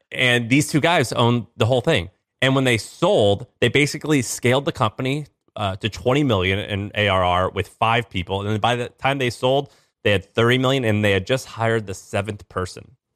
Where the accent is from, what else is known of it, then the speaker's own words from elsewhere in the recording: St. Louis, Missouri, United States; moved away; I'm from Saint Louis, Missouri